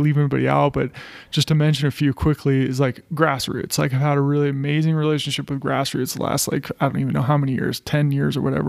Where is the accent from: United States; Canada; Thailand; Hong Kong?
United States; moved away as an adult; also born or lived in Colorado Springs, Colorado; now in Boulder, United States; I grew up in Tahoe, and it's a pretty small. It was a pretty small town